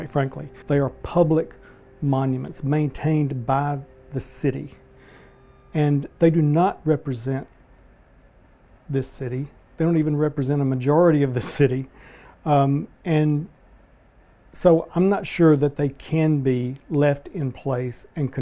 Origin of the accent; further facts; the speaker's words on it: the South, United States; I'm a Southerner. My roots here are very deep